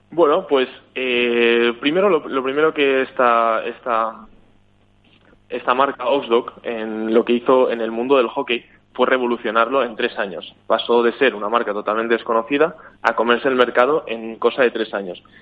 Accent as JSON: {"language": "Spanish", "country": "Spain", "moved": "yes", "lives_now": "Sweden", "said": "yo soy de España"}